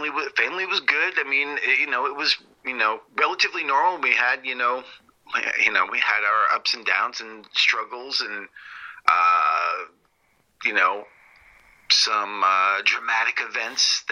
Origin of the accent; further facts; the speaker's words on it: Vermont, United States; moved away as an adult; now in California, United States; I'm originally from Vermont.